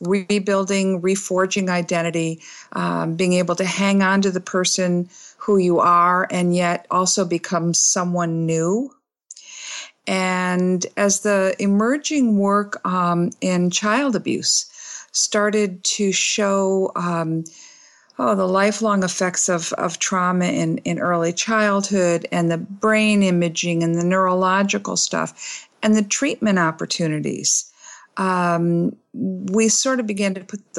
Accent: Michigan, United States; now in Bloomington, United States; I'm from Michigan

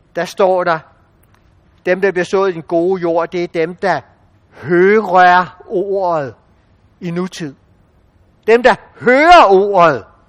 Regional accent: Denmark; som danskere

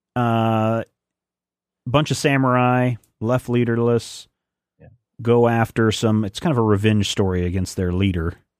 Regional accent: United States; I'm American

